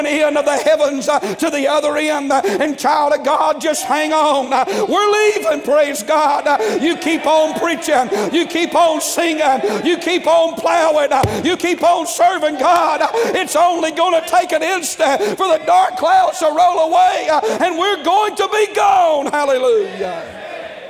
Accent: North Georgia, United States; I'm from North Georgia

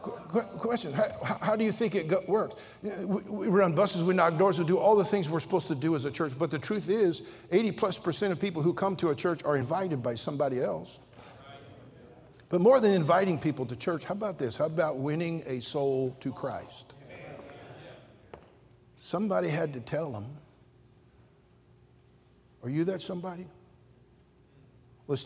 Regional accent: Redding, California, United States; I'm from Reading. We just barely got indoor plumbing up there

